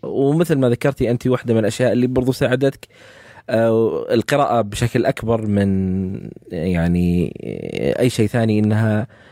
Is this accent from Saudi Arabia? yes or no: yes; Saudi Arabia; عندنا في السعوديه